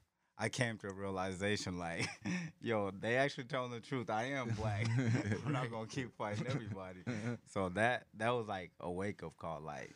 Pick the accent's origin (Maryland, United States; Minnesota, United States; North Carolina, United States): Minnesota, United States; Minneapolis; also born or lived in Gambela, Ethiopia; In 2000, and we came here and we went straight to North Minneapolis.